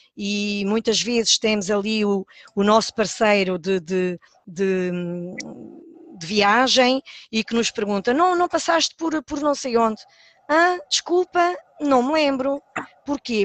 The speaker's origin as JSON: {"language": "Portuguese", "town": "Palmela", "region": "Setúbal", "country": "Portugal", "tie": "born or raised there", "moved": "as an adult", "lives_now": "São Miguel, Azores, Portugal", "said": "sou natural de, de, do Conselho de Palmela"}